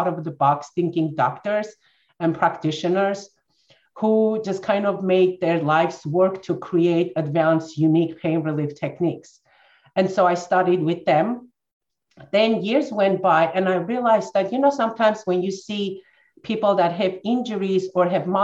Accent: Armenia; moved away as an adult; I'm born and raised in Armenia, former Soviet Union. That's where I finished my college.

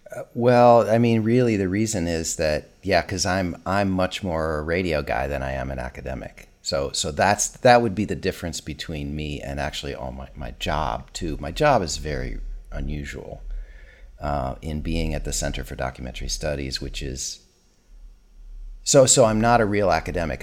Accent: Minnesota, United States; my hometown in Minnesota

